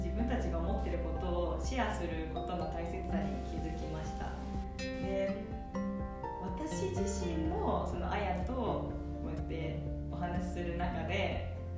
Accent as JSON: {"language": "Japanese", "region": "Hiroshima", "country": "Japan", "tie": "born or raised there", "also_born_or_lived": "Kanagawa", "moved": "as an adult", "lives_now": "Minnesota, United States", "said": "生まれは神奈川県育ちは広島県です"}